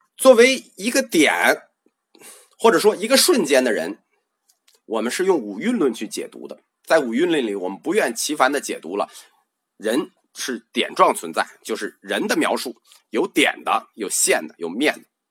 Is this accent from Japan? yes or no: no; China; 我们中国人